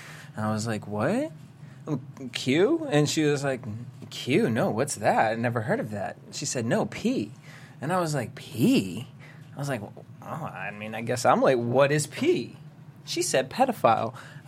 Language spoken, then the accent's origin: English; London, United Kingdom; That's what he said. I'm from London. She was meeting the Queen.